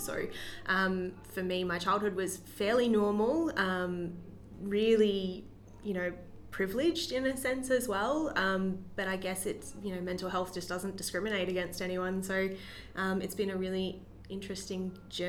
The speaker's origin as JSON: {"language": "English", "region": "Queensland", "country": "Australia", "moved": "yes", "said": "So for me, I moved from Queensland, like 4 years ago almost now, and it was a really big life change for me moving into state. All my family and my group of friends were back home"}